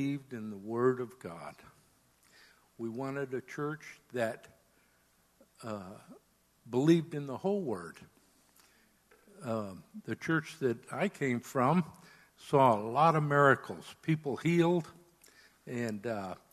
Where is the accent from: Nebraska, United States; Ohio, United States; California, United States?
California, United States; Southern; moved away as an adult; now in New Hampshire, United States; I'm from Southern California